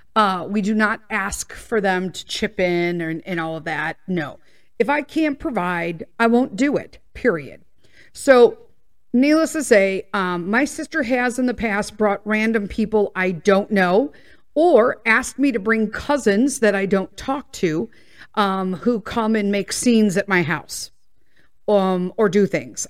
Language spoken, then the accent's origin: English; Midwest, United States; we're from the Midwest, so we say pop, soda